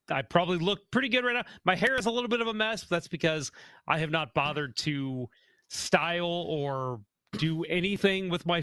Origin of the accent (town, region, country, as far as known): St. Charles, Missouri, United States; born or raised there